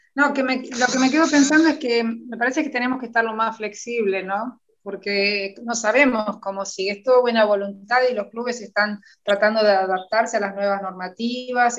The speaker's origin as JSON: {"language": "Spanish", "town": "San Pedro", "country": "Argentina", "said": "me encuentro con una chica de mi pueblo"}